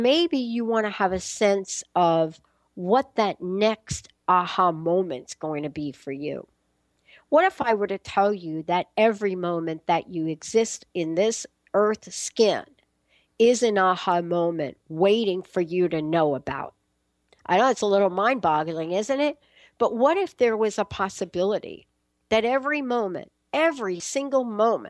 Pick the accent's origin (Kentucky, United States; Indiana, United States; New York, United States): New York, United States; New York City; I was born in the Bronx